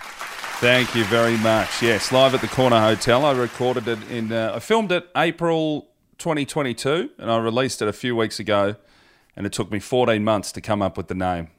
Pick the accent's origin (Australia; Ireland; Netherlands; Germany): Australia; Hoppers Crossing, Victoria; I'm from Hoppers Crossing